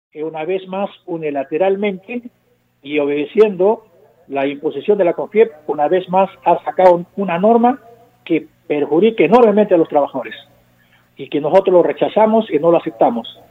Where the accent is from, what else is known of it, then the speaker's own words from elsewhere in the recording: Peru; somos los peruanos y peruanas